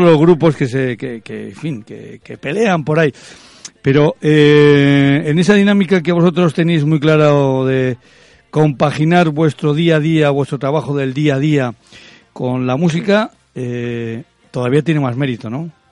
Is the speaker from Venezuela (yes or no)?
no; Rioja, Basque Country, Spain; los que somos de Rioja